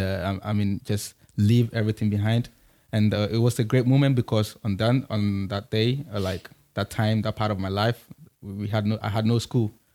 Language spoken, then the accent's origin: English; Kumasi, Ashanti, Ghana; moved away as an adult; also born or lived in Accra; I'm from, I'm from Kumasi